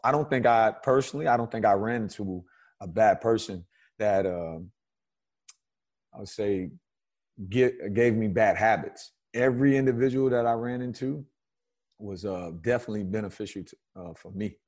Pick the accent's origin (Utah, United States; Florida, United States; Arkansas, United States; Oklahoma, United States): Florida, United States; Miami; growing up in Miami